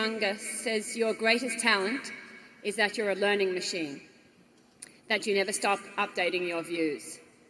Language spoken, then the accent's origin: English; Australia; now in Austin, United States; I'm from Australia, but I currently reside in Austin, Texas.